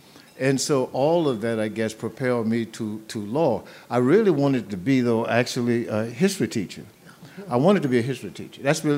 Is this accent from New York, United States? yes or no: no; a little town outside of Baton Rouge, South Louisiana, United States; I grew up in Louisiana, South Louisiana, in a little town outside of Baton Rouge is where I grew up.